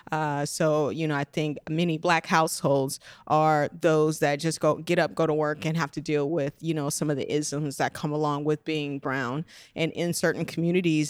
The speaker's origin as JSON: {"language": "English", "town": "Las Vegas", "region": "Nevada", "country": "United States", "said": "I'm originally from Las Vegas"}